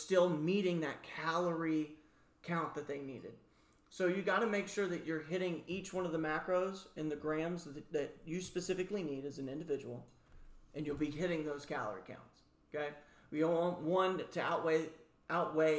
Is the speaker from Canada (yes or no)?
no; the South, United States; me as a Southerner I grew up around